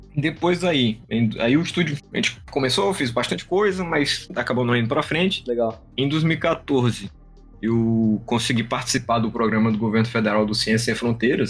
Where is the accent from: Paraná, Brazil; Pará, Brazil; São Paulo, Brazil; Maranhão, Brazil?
Maranhão, Brazil; São Luís; eu sou um dev do Maranhão, nós somos aqui de São Luís, Maranhão